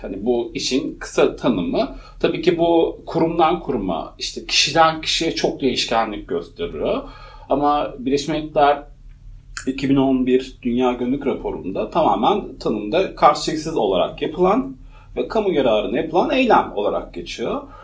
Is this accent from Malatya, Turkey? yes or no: yes; Malatya, Turkey; moved away as an adult; also born or lived in Edirne; doğduğum şehir Malatya. Malatya çok küçük bir yer